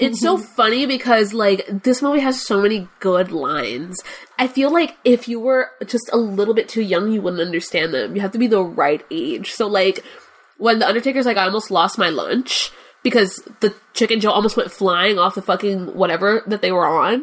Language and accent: English; Cuba; English is a second language; I'm Cuban. So English is not my first language